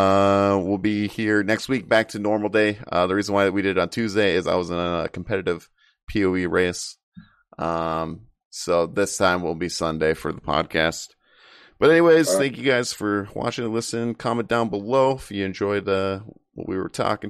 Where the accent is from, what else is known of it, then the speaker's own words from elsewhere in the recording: Michigan, United States; I'm from Michigan.